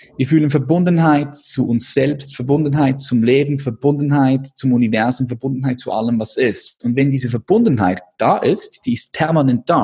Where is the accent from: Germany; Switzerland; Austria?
Switzerland; ich bin Schweizer